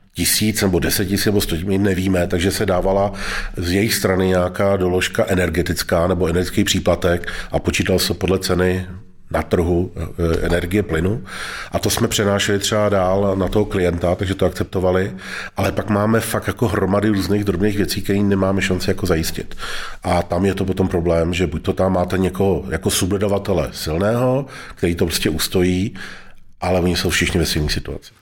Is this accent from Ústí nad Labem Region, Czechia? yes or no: yes; Most, Ústí nad Labem Region, Czechia; tam, kde jsem vyrůstal v Mostě